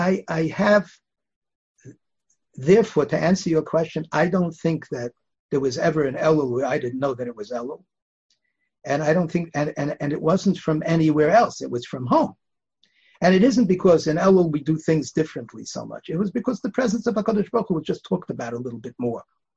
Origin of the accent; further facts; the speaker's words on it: Bialystok, Podlaskie Voivodeship, Poland; born there; I was born in Bialystok, actually.